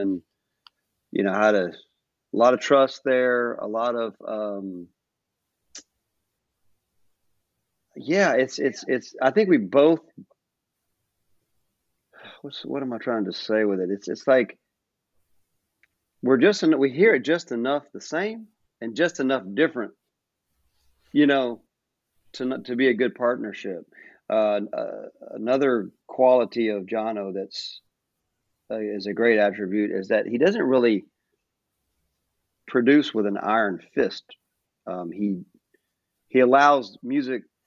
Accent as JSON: {"language": "English", "region": "North Carolina", "country": "United States", "tie": "born or raised there", "also_born_or_lived": "Nashville, Tennessee", "moved": "yes", "lives_now": "Asheville, United States", "said": "I'm from North Carolina originally. I'm not from Asheville per se, but I was born about maybe 3 hours east of there"}